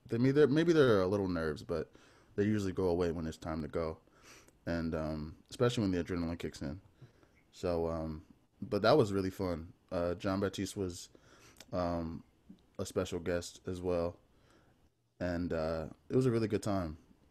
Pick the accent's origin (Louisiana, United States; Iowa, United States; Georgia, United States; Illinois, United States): Louisiana, United States; New Orleans; I grew up on the West Bank, Algiers.